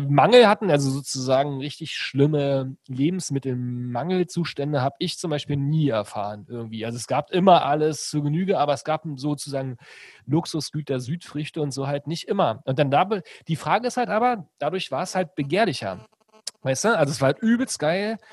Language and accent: German; Brandenburg, Germany; also born or lived in Berlin; ich komme ja gar nicht aus Berlin, sondern aus einer Stadt in Brandenburg